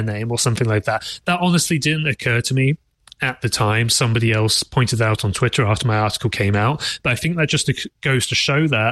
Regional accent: England, United Kingdom; being English myself

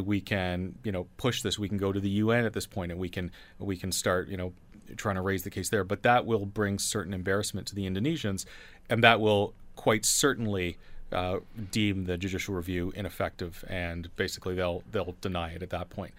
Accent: Canada

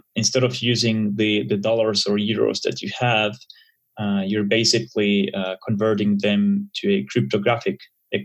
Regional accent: Helsinki, Uusimaa, Finland; I'm originally from Finland, Helsinki, which is a small country in the Nordics

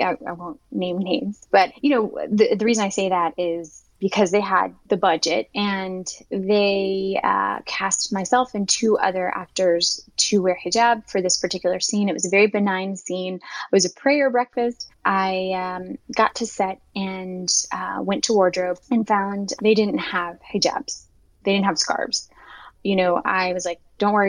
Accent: Southwest Virginia, United States; I grew up in Southwest Virginia, where we were the only Muslims for hours

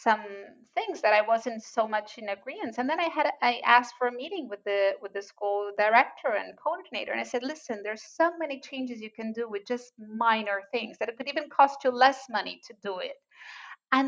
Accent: Brazil; moved away; I'm original from Brazil

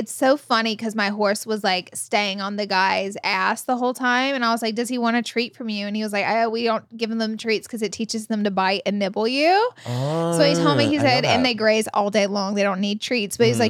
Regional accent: Alabama, United States

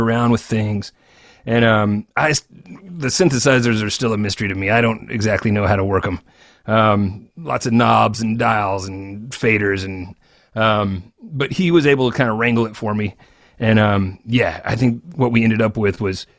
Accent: Arkansas, United States; now in Memphis, United States; another Arkansan like you and me

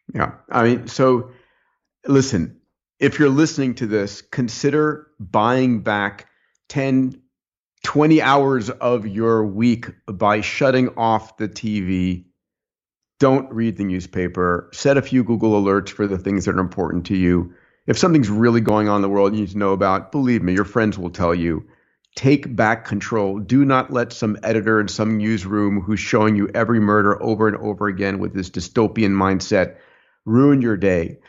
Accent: New York, United States; I was born in New York

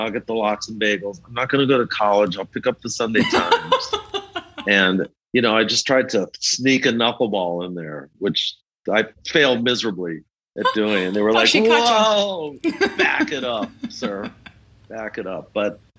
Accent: New York City, New York, United States; moved away as an adult; also born or lived in Los Angeles; I was some little Jewish kid growing up in Forest Hills.

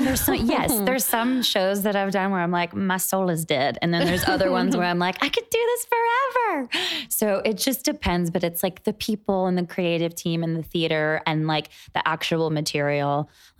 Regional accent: Charlotte, North Carolina, United States; moved away; also born or lived in New York; I'm from North Carolina, from Charlotte.

